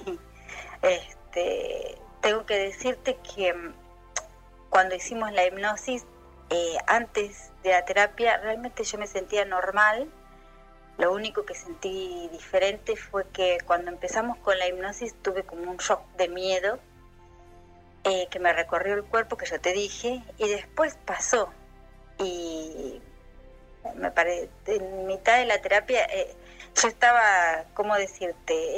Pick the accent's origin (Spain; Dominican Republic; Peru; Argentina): Argentina; soy … de Argentina